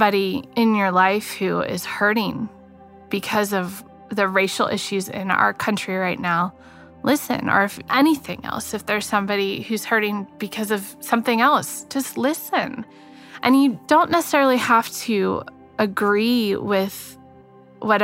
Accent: Northeast Ohio, United States; moved away; my hometown, which is a small town in Northeast Ohio

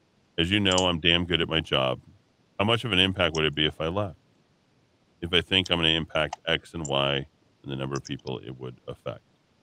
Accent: Massachusetts, United States; now in New Mexico, United States; No snow. I had my share growing up in Massachusetts.

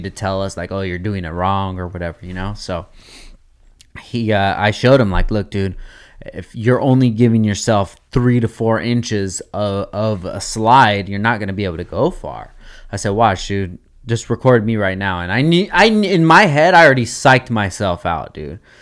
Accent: Oxnard, California, United States; I want is to be in my hometown at my home skate park

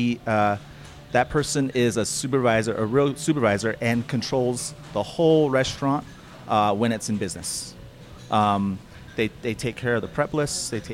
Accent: Navajo, New Mexico, United States; moved away as an adult; now in Flagstaff, United States; I'm originally from Navajo, New Mexico. It's a little small town north of Fort Defiance, Arizona

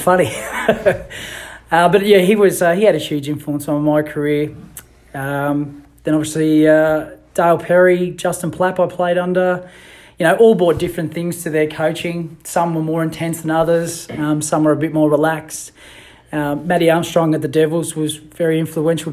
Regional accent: Queensland, Australia; moved away as an adult; now in Tasmania, Australia; born and raised in Queensland.

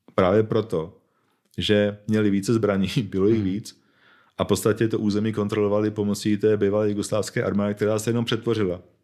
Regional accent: Bohemia, Czechia; já jsem Čech, narodil jsem se v Čechách

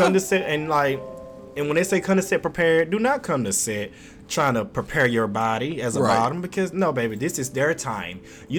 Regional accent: the South, United States; I'm from the South, and if you don't speak to me, I'm not gonna speak to you.

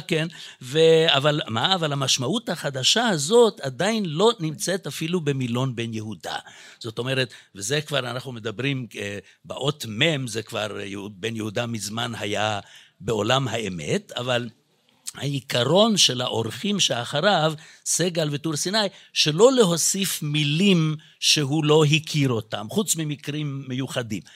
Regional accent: Budapest, Hungary; accent: Hungarian; now in Israel; כי גם אני יליד בודפשט, אז יכול להיות שגם במבטא שלי אפשר קצת לשמוע את זה.

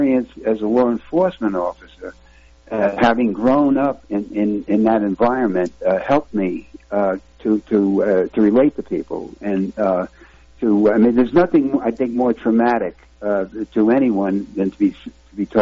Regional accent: New York City, New York, United States; now in Arizona, United States; I live in Arizona now, and I'm a former law enforcement officer. I grew up in Red Hook, Brooklyn

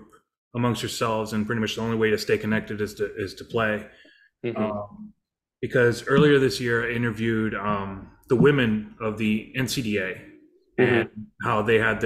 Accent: Detroit, Michigan, United States; now in Los Angeles, United States; Detroit's my hometown

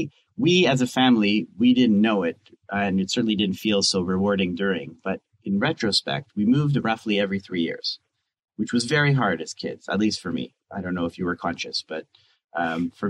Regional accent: Canada; moved away as an adult; now in Israel; I'm Canadian. I moved here

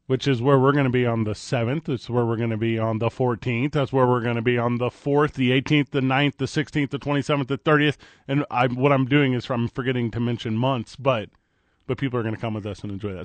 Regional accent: St. Louis, Missouri, United States; now in Albuquerque, United States; I'm from Saint Louis, Missouri

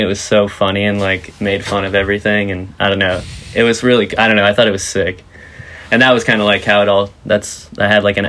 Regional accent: Vero Beach, Florida, United States; I'm originally from Vero Beach, Florida.

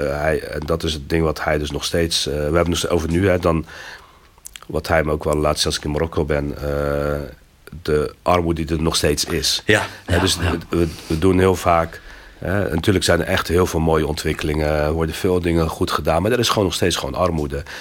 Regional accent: Belgium; Ja, ze vroegen waar ik vandaan kom. Ik zeg, ja, ben Bel, hij zegt Belgica, maar ik kon

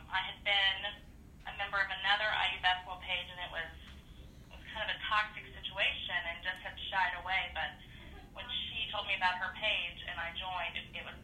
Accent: Indiana, United States; moved away as an adult; now in Texas, United States; I live in Texas now, but I grew up in Indiana

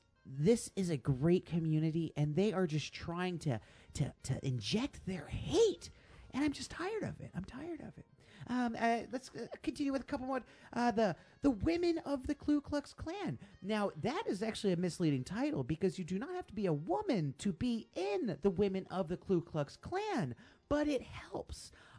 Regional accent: Portland, Maine, United States; now in Portland, United States; I am from Portland, actually. I was born in Portland, Maine. And I'm tired of being from Portland. So I'm going to move to a different Portland. That Portland was Portland, Oregon.

